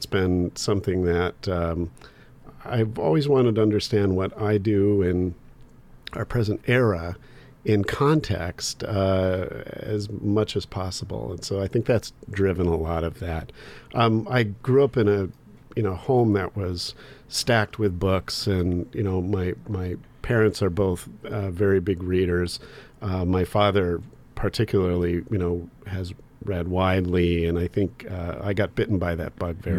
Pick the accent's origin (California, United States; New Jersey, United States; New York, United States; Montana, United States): New Jersey, United States; born there; I was born in New Jersey, but that was an accident of the Vietnam War.